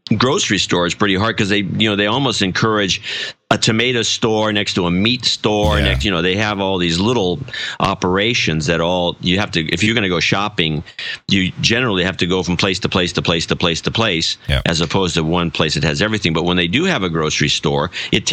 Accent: California, United States; I'm from California

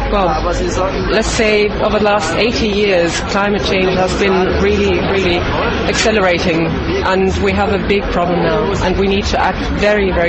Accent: Norway; I'm from Norway, actually. I'm from Norway

